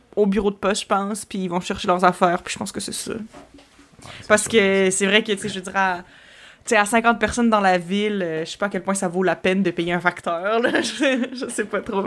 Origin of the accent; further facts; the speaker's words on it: Quebec City, Quebec, Canada; also born or lived in Montreal; je viens de Québec